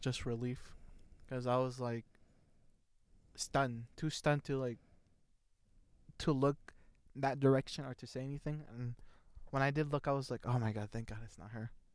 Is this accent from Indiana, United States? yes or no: yes; Indiana, United States; we're from Indiana